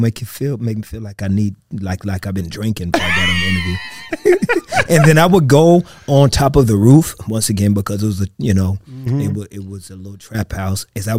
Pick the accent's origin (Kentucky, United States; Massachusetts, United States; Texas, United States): Texas, United States; I grew up with a lot of issues coming up as a kid, being adopted, being abandoned.